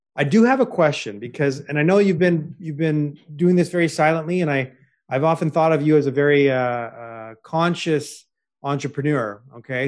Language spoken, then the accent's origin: English; Toronto, Ontario, Canada; I was born in Toronto